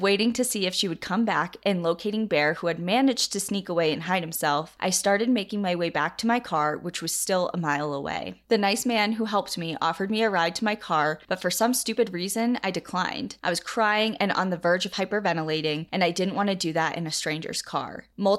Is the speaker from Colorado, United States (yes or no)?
yes; Colorado, United States; Growing up in Colorado, I know all of this information, and because of that, always keep an eye out when walking my dogs.